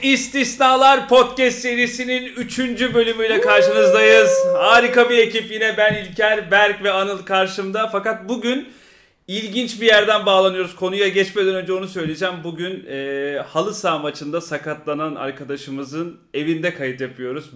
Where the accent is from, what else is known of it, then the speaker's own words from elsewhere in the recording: England, United Kingdom; now in Turkey; Ben İngiltere'de doğdum. İngiltere'de büyüdüm. Native İngilizce konuşuyorum.